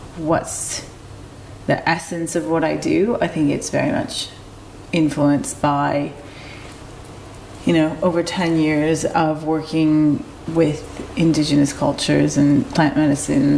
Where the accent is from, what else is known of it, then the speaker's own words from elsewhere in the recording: Detroit, Michigan, United States; moved away; also born or lived in South America; I was born and raised in Detroit, Michigan, USA